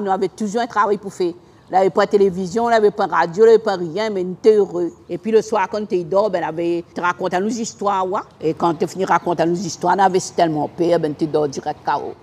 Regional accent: Saint-Denis, Réunion; J'ai grandi à Saint-Clotilde

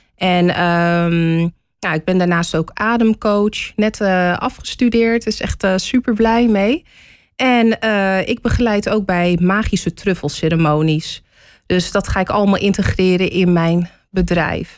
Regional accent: Hoofddorp, North Holland, Netherlands; moved away as an adult; also born or lived in Amsterdam / The Hague; now in Amersfoort, Netherlands; Toen ik vier jaar oud was, verhuisde ik naar Hoofddorp. Daar heb ik tot mijn 24ste gewoond

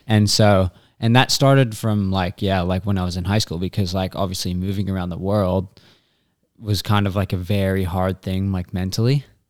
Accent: Australia; from Australia, and, uh, I'm currently in Phoenix

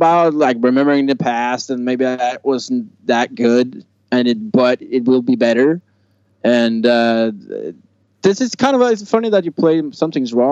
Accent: Norway; English is a second language; my dialect, I'm from Norway, so I have maybe a little bit funny way

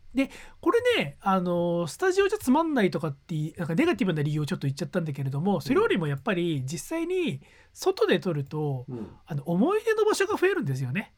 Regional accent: Gunma, Japan; moved away as an adult; 地元の群馬県に帰ったこと帰る機会が先週末、うんうん、先々週末あったんでついでに実家にちょっと顔を出した

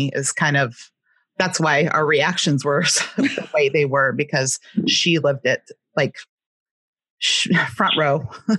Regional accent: Southern California, United States; accent: West Coast; I grew up in Southern California.

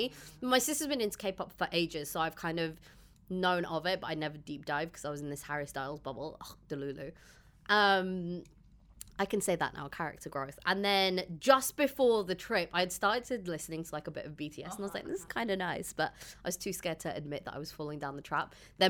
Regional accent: Dubai, United Arab Emirates; also born or lived in London; we just live here. I've grown up here.

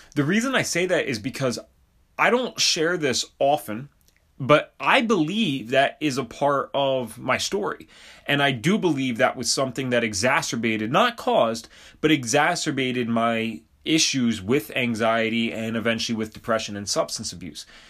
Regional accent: Bucks County, Pennsylvania, United States; I grew up in Bucks County, Pennsylvania

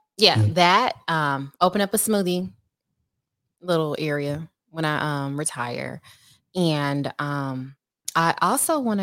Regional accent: Houston, Texas, United States; I am from Houston.

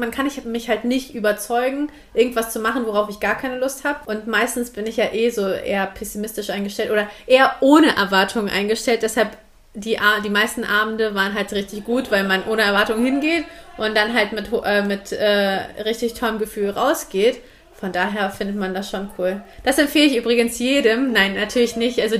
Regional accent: Hanover, Lower Saxony, Germany; now in Southern Germany; aber im Süden und nicht äh, hier bei uns in Hannover. Ja, und deshalb war ich halt schon auf den Studentenpartys, weil ich Leute kennenlernen wollte, mit denen ich so ein bisschen was machen kann, obwohl ich hier halt schon natürlich meinen festen Freundeskreis hatte und auch meine Familie.

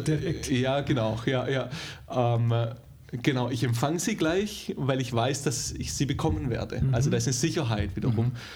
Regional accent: Germany; moved away; also born or lived in Dallas; als Deutscher

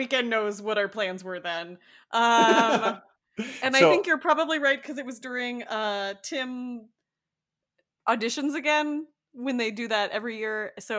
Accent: Miami, Florida, United States; also born or lived in Chicago; I am from Miami. I went to high school in Chicago

